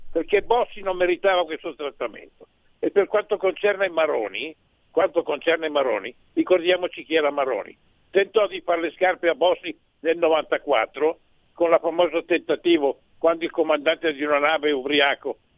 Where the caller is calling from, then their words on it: Besana in Brianza, Lombardy, Italy; Ciao Semmi … da Besana Briano.